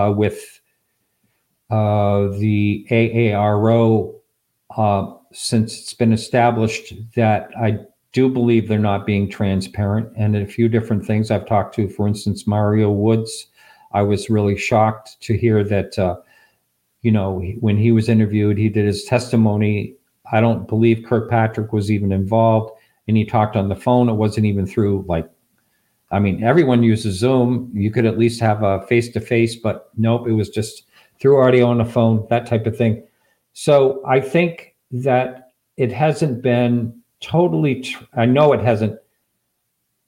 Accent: Boston, Massachusetts, United States; moved away; also born or lived in Marin County, California / Russia; I was born in Boston myself

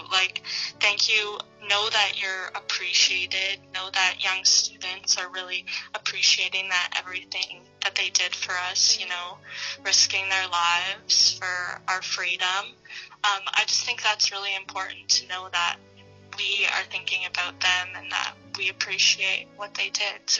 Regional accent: Canada; I'm a Canadian.

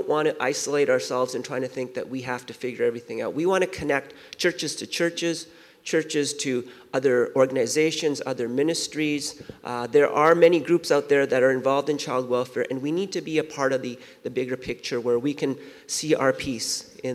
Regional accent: Vancouver, British Columbia, Canada; also born or lived in Seoul, South Korea / Winnipeg; I was born in Seoul, South Korea, and our family came out to Vancouver when I was 5. And when I was living in Vancouver

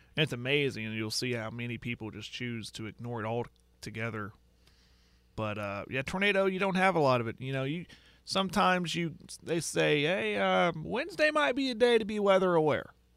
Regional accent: Western Oklahoma, United States; I'm from Western Oklahoma.

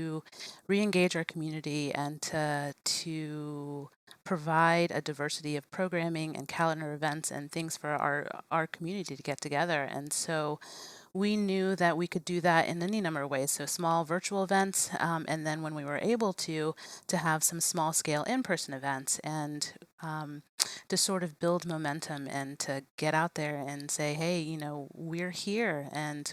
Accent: Virginia, United States; also born or lived in Richmond, Virginia; now in Staunton, United States; I'm born and raised in Virginia, but I had lived in Richmond and Northern Virginia, close to DC

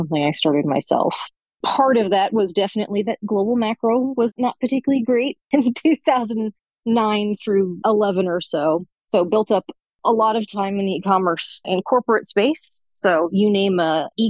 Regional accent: Silicon Valley, California, United States; I was raised in Silicon Valley

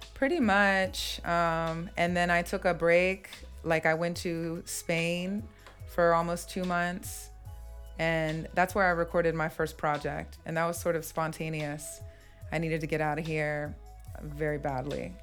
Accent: Mount Jackson, Virginia, United States; moved away as an adult; I'm from the Shenandoah Valley in Virginia. Ah. Mount Jackson, Virginia

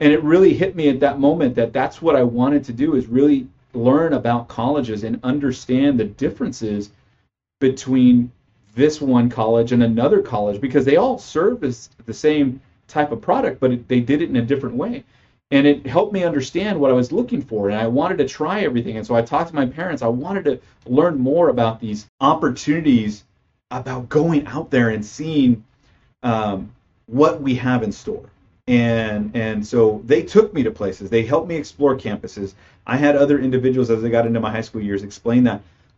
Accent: Parlier, California, United States; I'm born and raised in California. So I came from a small farming community outside of Fresno, California. That town being Parlier, California, which is a small community, we had a very small graduating class.

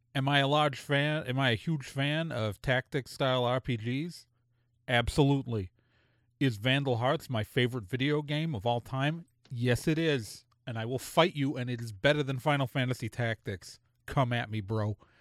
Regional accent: Milwaukee, Wisconsin, United States; as a kid growing up in Milwaukee

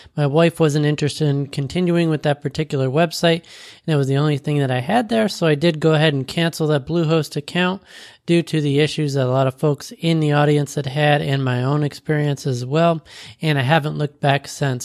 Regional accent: Florida, United States; I was from Florida

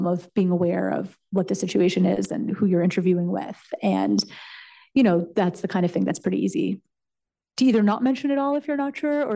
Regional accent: Canada; moved away as an adult; also born or lived in United States; I'm Canadian and I went to college in the United States.

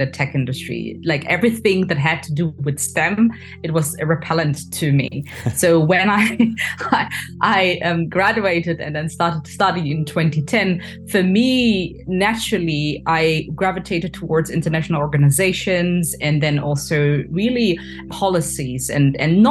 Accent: Hanover, Lower Saxony, Germany; moved away as an adult; also born or lived in France; I'm originally from Ghana, and I was born and raised in Hanover, Germany.

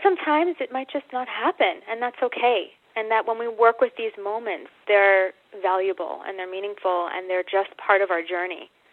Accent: United States; moved away as an adult; also born or lived in Australia; I'm American

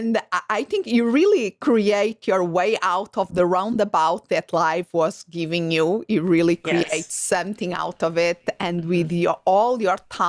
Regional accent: Portugal; now in United States; I'm originally from Europe, from Portugal

